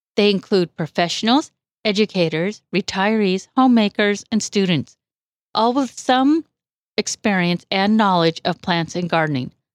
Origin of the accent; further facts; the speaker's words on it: Woodland, California, United States; moved away as an adult; also born or lived in Bay Area, California; now in Colusa, United States; I was born in the Bay Area, but grew up in Woodland.